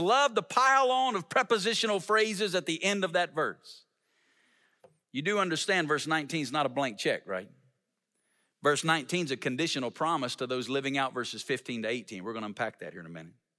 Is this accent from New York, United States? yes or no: no; Alabama, United States; moved away as an adult; now in Las Vegas, United States; I'm not originally from Las Vegas. I'm originally from Alabama.